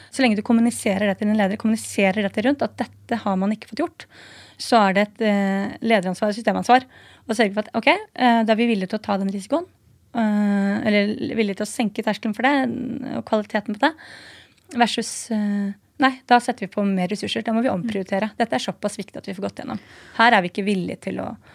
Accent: Nesodden, Akershus, Norway; now in Oslo, Norway; Jeg kommer fra Nesodden, bor i byen på Torshov Sandaker

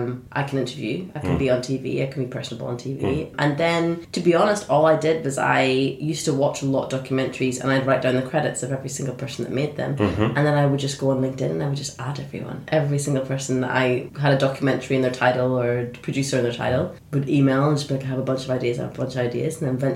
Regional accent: Sudan; also born or lived in Saudi Arabia; I was like, well, you know, I was born in Saudi Arabia, but I'm from Sudan.

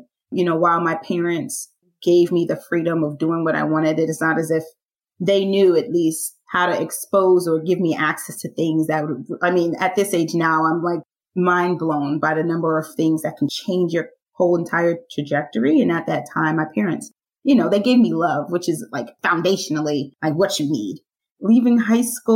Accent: New York City, New York, United States; I am from Brooklyn, New York, born and raised

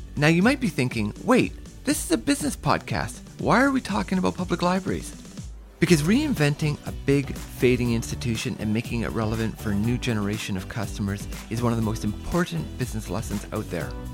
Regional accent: Sackville, New Brunswick, Canada; when I was very young, growing up in New Brunswick

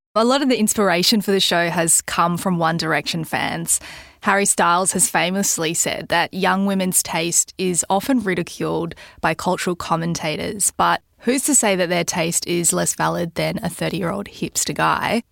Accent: Mission Beach, Queensland, Australia; moved away as an adult; now in Sydney, Australia; where I grew up in Mission Beach in far north Queensland

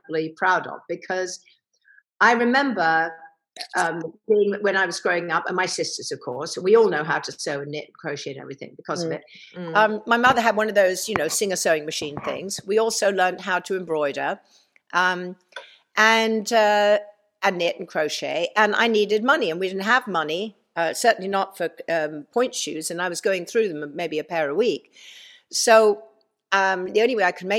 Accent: England, United Kingdom; moved away as an adult; now in United States; I've been in America longer now than I have in England

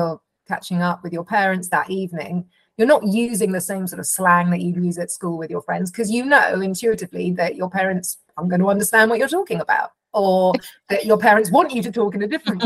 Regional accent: London, United Kingdom; I'm from England, I'm from London, I'm white, I'm a mum

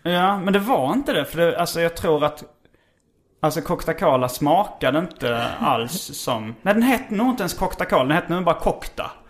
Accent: Skåne, Sweden; accent: Scanian; now in Stockholm, Sweden; jag pratar skånska

